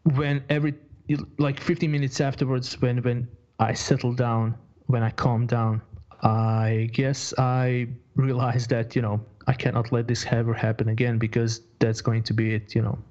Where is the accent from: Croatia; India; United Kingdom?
Croatia; moved away as an adult; also born or lived in Bosnia and Herzegovina; now in Sweden; I was I was born in Bosnia in uh, 1985, mm-hmm. and uh, after after living in a war zone, so early 90s, 91, I moved to uh, 91 or early 92. I'm not I'm not 100% sure, but I moved then to uh, to Croatia.